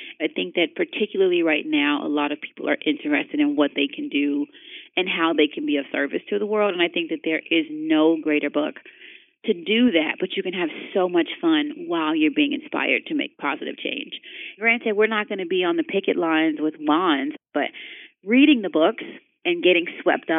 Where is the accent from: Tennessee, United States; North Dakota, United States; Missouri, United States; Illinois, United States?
Illinois, United States; Chicago; I'm from Chicago and I'm from the South Side, which is like all concrete and parks